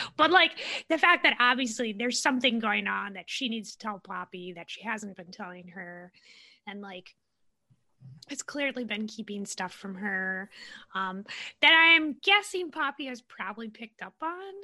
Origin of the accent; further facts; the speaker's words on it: Minnesota, United States; accent: Midwestern; I have I have a Midwestern accent. I'm from Minnesota.